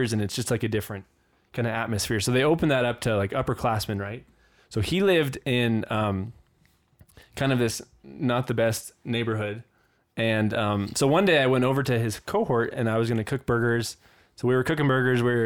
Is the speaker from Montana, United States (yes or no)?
yes; Bozeman, Montana, United States; moved away as an adult; now in Chicago, United States; we're from Bozeman